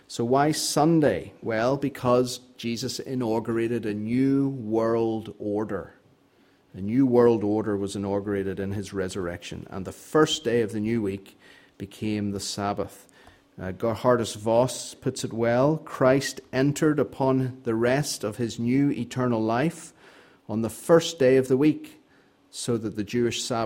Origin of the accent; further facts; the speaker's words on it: Northern Ireland, United Kingdom; I grew up in Northern Ireland